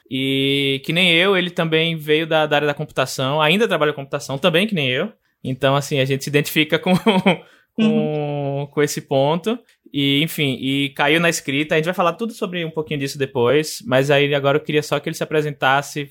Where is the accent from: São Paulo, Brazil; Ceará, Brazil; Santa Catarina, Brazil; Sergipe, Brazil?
Sergipe, Brazil; Aracaju; a minha cidade natal, Aracaju